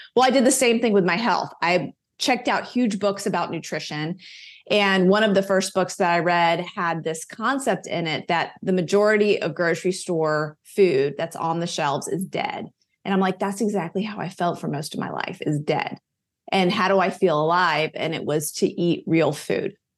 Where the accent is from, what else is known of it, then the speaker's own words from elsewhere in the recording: Charlotte, North Carolina, United States; I grew up in Charlotte, North Carolina. I was still living here